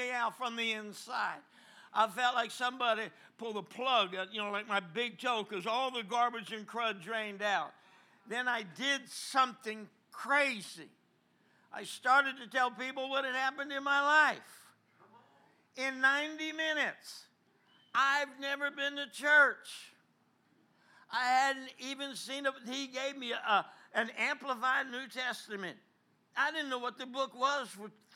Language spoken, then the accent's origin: English; New Jersey, United States; moved away; I'm from New Jersey